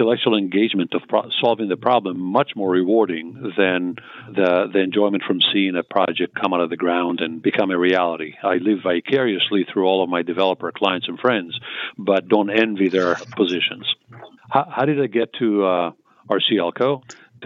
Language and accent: English; Israel; moved away as an adult; also born or lived in Tel Aviv, Israel / southern Israel; now in United States; I was born and raised in Israel, in Tel Aviv, then ended up, my parents moved to the south